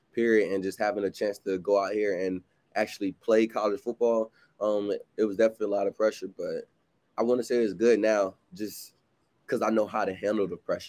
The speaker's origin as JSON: {"language": "English", "town": "Virginia Beach", "region": "Virginia", "country": "United States", "tie": "born or raised there", "moved": "yes", "said": "From Virginia Beach, Virginia, went to Princeton High School"}